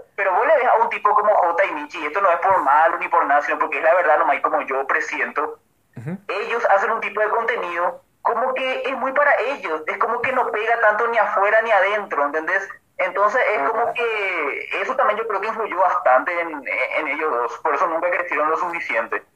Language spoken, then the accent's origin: Spanish; Paraguay; siendo paraguayo